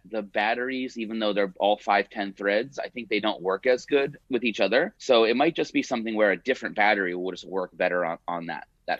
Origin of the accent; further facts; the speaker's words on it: Hudson, Massachusetts, United States; moved away as an adult; also born or lived in Marlborough, Massachusetts; now in Los Angeles, United States; I'm from Hudson. So between Worcester and Boston, I went to high school in Marlboro